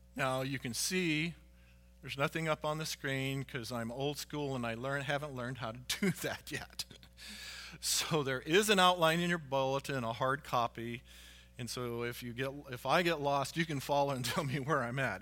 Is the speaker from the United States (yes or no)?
yes; United States; here as American citizens because we are all Americans